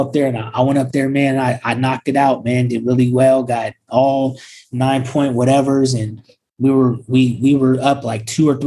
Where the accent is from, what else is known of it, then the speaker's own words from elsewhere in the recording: Sacramento, California, United States; we're from Sacramento